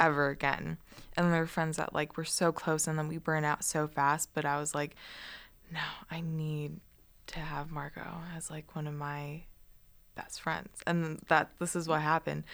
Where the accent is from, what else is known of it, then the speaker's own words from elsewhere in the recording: Guam; moved away as an adult; I grew up on Guam and Island, that's very like, ethnically diverse